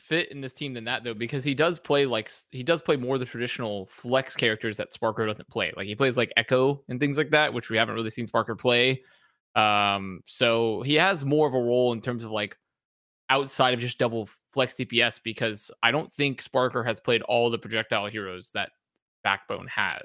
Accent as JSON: {"language": "English", "region": "the South of the US", "country": "United States", "tie": "born or raised there", "said": "growing up in the South of the U S"}